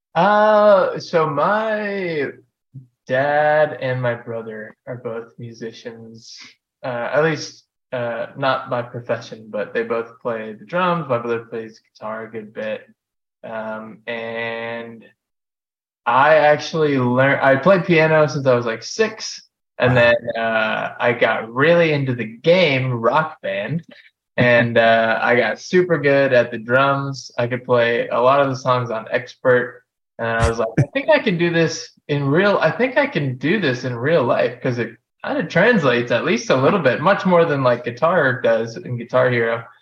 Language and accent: English; Venice, Florida, United States; I grew up in Venice, Florida, basically a retirement community